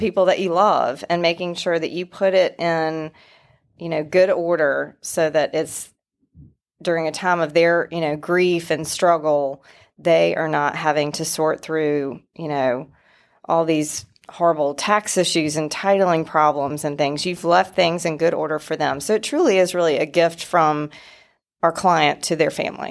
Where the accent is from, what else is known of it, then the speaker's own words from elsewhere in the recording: Wilson, North Carolina, United States; I am from Wilson, North Carolina originally. A little bit of an accent still.